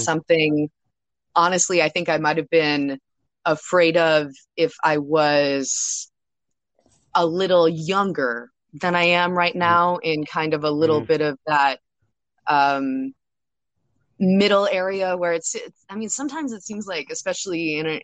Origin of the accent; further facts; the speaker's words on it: Baltimore, Maryland, United States; I am from Baltimore, but actually moving really, really soon. So I'll be based out of LA coming up.